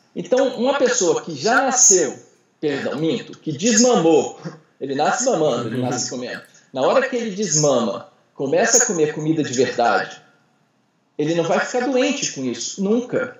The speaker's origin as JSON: {"language": "Portuguese", "region": "Ceará", "country": "Brazil", "moved": "yes", "lives_now": "Brasília, Brazil", "said": "eu sou cearense, eu sou nordestino"}